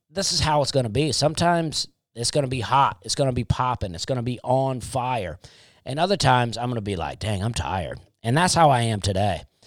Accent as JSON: {"language": "English", "region": "Alabama", "country": "United States", "tie": "born or raised there", "said": "growing up in Alabama"}